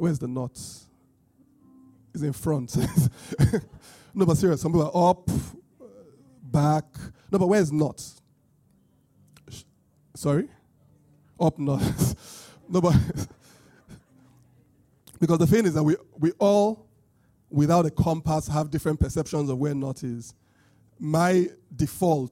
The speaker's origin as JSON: {"language": "English", "area": "Benin", "region": "Edo", "country": "Nigeria", "accent": "British Bini", "said": "my British Bini accent"}